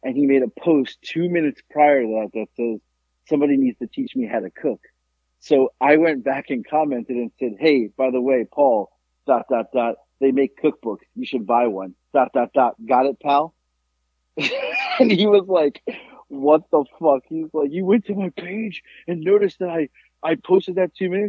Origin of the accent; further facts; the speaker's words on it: South Florida, United States; moved away; I'm not a Southerner. It's not who I am. So, you know, growing up in South Florida, you had to be quick-witted